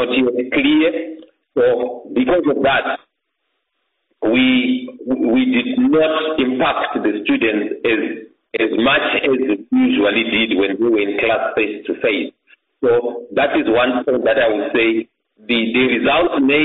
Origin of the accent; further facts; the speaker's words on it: Mwenezi district, Masvingo, Zimbabwe; moved away as an adult; now in Bulawayo, Zimbabwe; I was born in Mweneze district of Mashingo in 1976, and I was educated in my primary school and my secondary school in that district